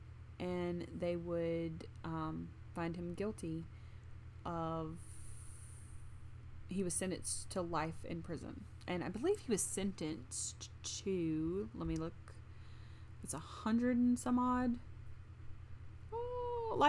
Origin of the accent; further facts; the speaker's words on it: the South, United States; we're from the South.